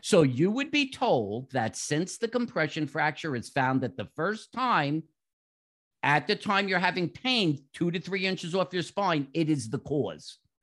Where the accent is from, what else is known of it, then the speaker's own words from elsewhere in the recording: New York, United States; moved away as an adult; also born or lived in South Florida; now in Jacksonville, United States; From my accent, most people should figure out I grew up in New York.